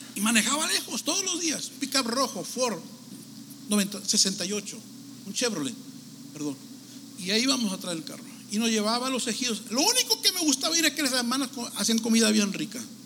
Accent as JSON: {"language": "Spanish", "town": "Tijuana", "region": "Baja California", "country": "Mexico", "tie": "born or raised there", "moved": "yes", "lives_now": "Los Angeles, United States", "said": "Pues yo nací en México. Me miro europeo más o menos, ¿no? Pero yo ahí en Tijuana, ahí me parió mi amaya cruzando la línea"}